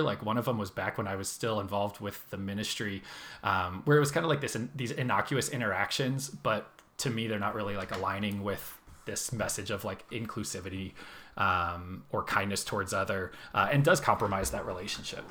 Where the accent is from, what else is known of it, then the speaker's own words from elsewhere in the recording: Phoenix, Arizona, United States; moved away as an adult; now in Seattle, United States; I am from Phoenix, Arizona originally. Spent the vast majority of my life there so far.